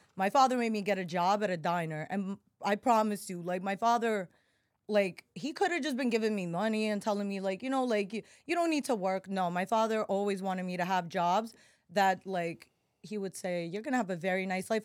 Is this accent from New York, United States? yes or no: yes; New York City, New York, United States; accent: New Yorker; moved away as an adult; also born or lived in Russia; now in Miami, United States; I grew up in Bryan Beach, right, well, right next to Coney Island